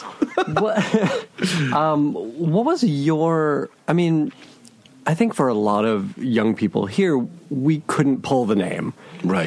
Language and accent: English; United States; growing up in America